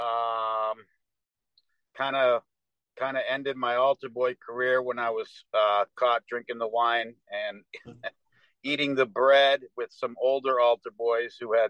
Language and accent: English; New England, United States; I grew up in New England.